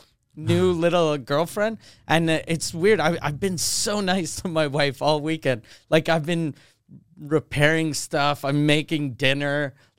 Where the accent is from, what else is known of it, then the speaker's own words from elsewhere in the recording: Canada; I'm the Canadian OJ.